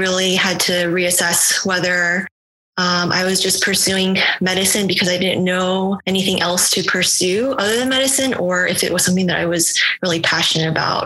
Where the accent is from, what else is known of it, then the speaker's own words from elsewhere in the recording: Houston, Texas, United States; moved away as an adult; also born or lived in Miami; I'm originally from Houston, Texas